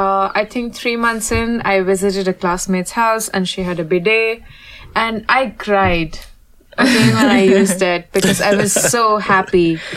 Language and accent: English; India; moved away as an adult; now in Paris, France; I'm from India.